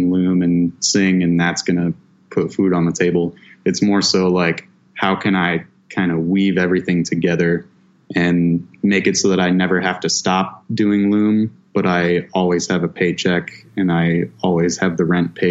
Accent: Lexington, Michigan, United States; also born or lived in Port Huron, Michigan; There's like a little kind of resort town called Lexington, Michigan. And that's originally where I'm from.

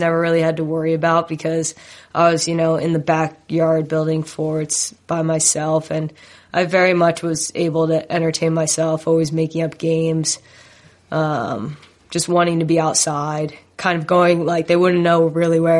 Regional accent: New Jersey, United States; I grew up in Jersey, which is a hotbed for soccer.

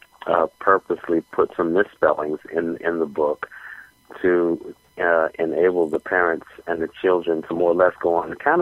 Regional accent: Washington, District of Columbia, United States; I was born in Washington, D.C., and I came up in the public school system

